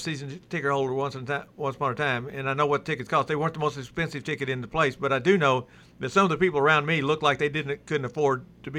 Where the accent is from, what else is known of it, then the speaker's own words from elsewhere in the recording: Louisville, Kentucky, United States; moved away; also born or lived in Middle Tennessee; I'm from the Louisville area